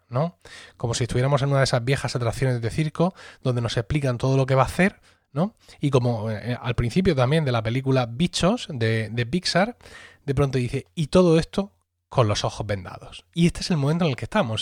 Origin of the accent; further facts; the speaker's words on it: Spain; España, nuestro país